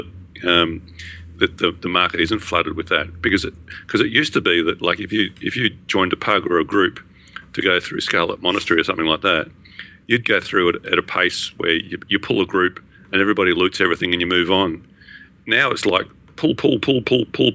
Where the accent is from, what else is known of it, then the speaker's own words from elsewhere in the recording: Australia; being Australian